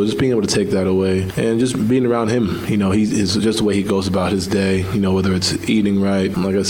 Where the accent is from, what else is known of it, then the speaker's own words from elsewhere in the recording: New York, United States; I'm from New York where everything's like, you know, quicker.